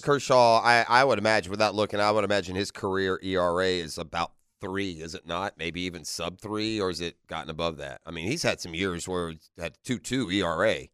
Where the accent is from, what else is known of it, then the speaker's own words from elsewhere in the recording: United Kingdom; moved away; I'm a British subject